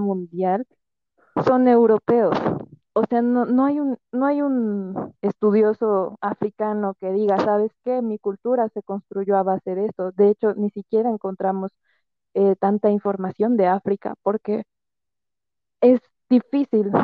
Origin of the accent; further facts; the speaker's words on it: Mexico; nosotros como mexicanos